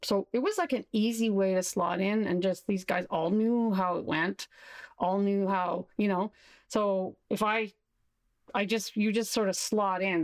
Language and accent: English; Saskatchewan, Canada; moved away as an adult; also born or lived in Montreal; I did my undergrad in my hometown in Saskatchewan